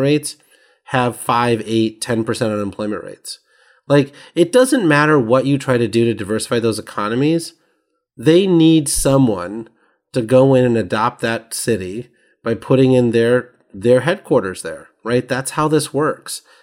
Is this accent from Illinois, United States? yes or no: yes; Sterling, Illinois, United States; that was my hometown of Sterling, Illinois.